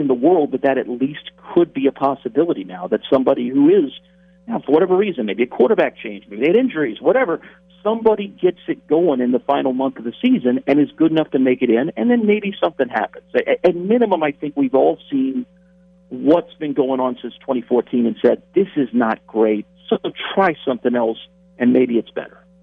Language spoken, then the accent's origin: English; Tampa, Florida, United States; I'm from Tampa